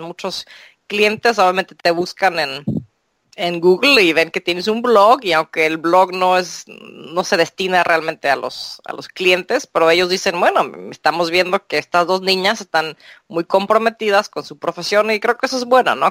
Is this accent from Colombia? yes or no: no; Mexico; yo me crié en México